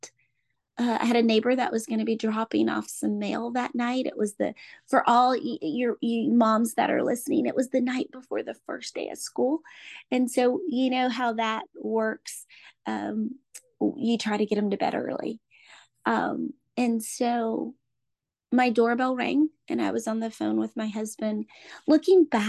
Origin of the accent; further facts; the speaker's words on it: Orlando, Florida, United States; I'm from Orlando, Florida